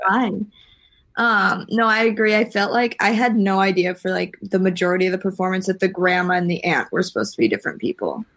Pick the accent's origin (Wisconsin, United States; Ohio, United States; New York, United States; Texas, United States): Wisconsin, United States; I'm from Wisconsin